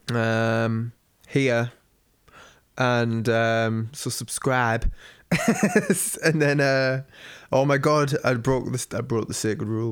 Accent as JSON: {"language": "English", "country": "United Kingdom", "said": "me being British"}